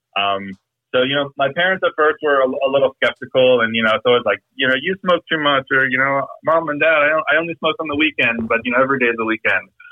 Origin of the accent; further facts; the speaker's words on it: Boca Raton, Florida, United States; moved away as an adult; also born or lived in Los Angeles / Boynton Beach, Florida; I grew up in Boca Raton, which is like two towns south of here